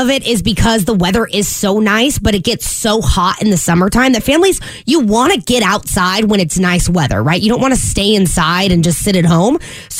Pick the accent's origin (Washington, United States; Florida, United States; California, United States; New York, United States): Washington, United States; Yakima; born or raised there; now in Phoenix, United States